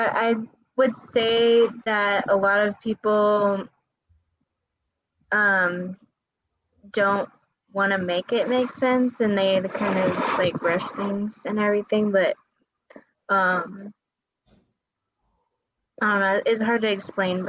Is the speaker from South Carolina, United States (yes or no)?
no; San Antonio, Texas, United States; I'm from San Antonio